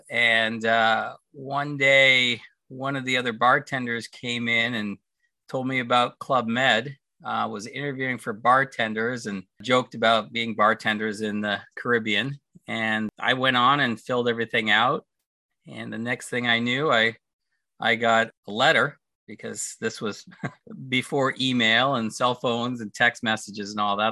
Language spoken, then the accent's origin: English; Toronto, Ontario, Canada; moved away as an adult; also born or lived in United States / California; I grew up in Toronto. I was born in the states, but parents one was American, one was Canadian, so had me in the states. Went back to Toronto, grew up there